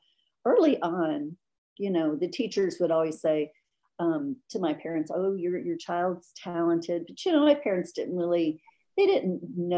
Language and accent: English; Washington, United States; also born or lived in Illinois; No. I grew up mostly in Washington State and Illinois. My dad was in the Air Force, so we moved around a little bit.